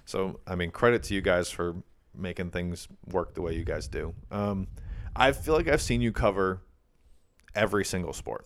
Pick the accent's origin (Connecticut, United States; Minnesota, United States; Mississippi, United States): Connecticut, United States; Granby; from my hometown in Granby